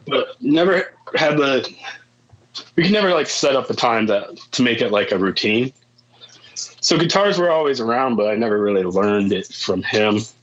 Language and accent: English; Warsaw, Indiana, United States; also born or lived in Milford, Indiana; I, I, was born and raised in Warsaw